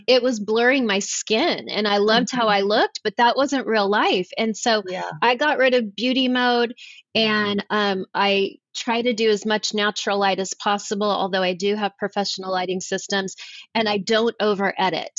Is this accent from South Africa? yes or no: no; Los Angeles, California, United States; moved away as an adult; also born or lived in Charlotte, North Carolina; now in Nashville, United States; I was born and raised in Los Angeles, and I chose to move to North Carolina. I live in Nashville now